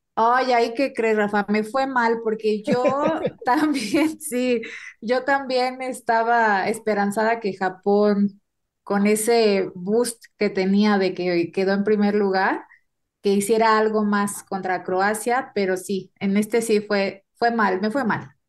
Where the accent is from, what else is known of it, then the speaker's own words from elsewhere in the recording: Mexico; somos mexicanos